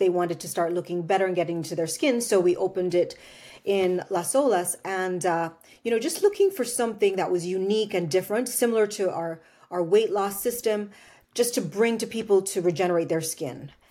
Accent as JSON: {"language": "English", "country": "Jamaica", "tie": "born or raised there", "moved": "yes", "said": "growing up in Jamaica"}